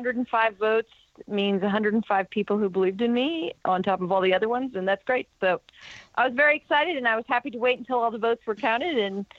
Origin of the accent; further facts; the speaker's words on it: Omaha, Nebraska, United States; I grew up in Omaha, actually in another part of the district that I represent. So I grew up in Omaha, a whole passel of kids in my family. No, we're not Catholic.